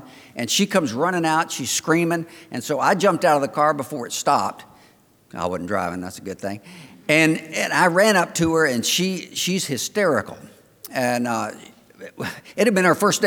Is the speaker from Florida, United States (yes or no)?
yes; Florida, United States; I'm from the Old South. And I'm from Florida.